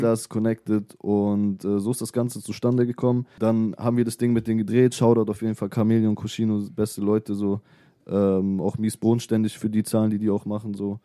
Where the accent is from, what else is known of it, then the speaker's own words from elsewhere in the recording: Hanover, Lower Saxony, Germany; Ich komme aus Hannover.